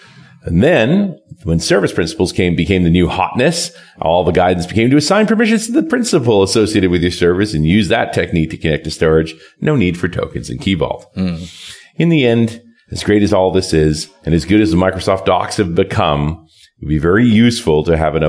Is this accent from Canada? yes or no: yes; Canada; I'm a Canadian